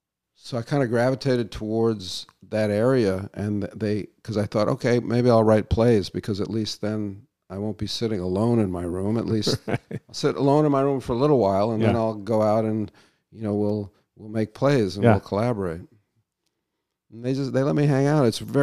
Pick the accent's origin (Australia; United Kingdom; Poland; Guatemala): United Kingdom; And I think that's a function of being British, you know.